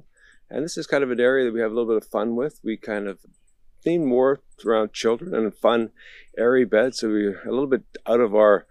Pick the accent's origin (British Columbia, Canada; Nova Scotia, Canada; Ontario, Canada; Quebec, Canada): British Columbia, Canada; Victoria; I'm from Victoria